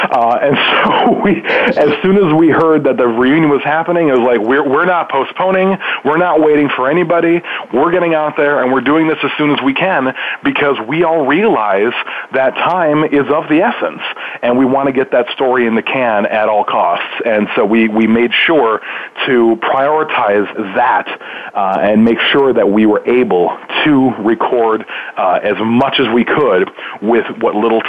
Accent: Milwaukee, Wisconsin, United States; That's my hometown.

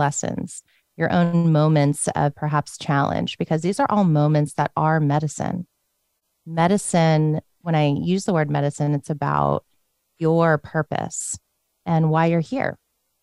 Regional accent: Northern Virginia, United States; I grew up in Northern Virginia in a Buddhist Christian home

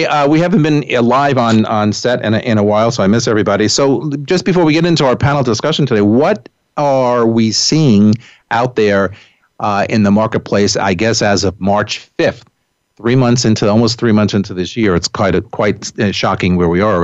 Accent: Westchester, New York, United States; I'm from Westchester

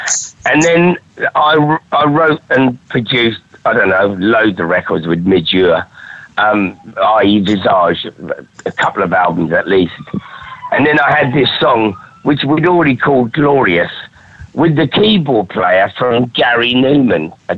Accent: Durham, North East England, United Kingdom; I come from Durham. I've got no future, which was the sort of … thing. We hate everything and we've got no future in Thatcherite Britain.

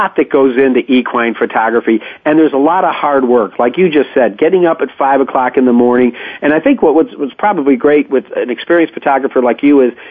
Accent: Syracuse, New York, United States; my hometown in Syracuse, New York

